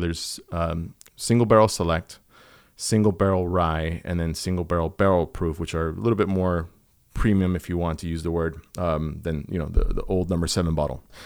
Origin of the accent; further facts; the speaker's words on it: Southern California, United States; I grew up here in Southern California